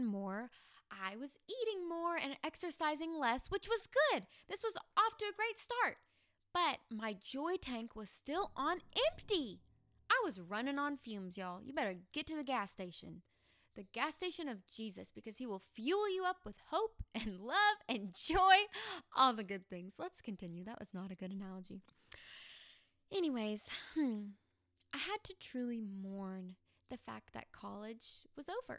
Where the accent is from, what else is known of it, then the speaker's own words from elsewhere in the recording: Arkansas, United States; moved away as an adult; also born or lived in Tennessee; I came home to Arkansas from Tennessee to celebrate college graduation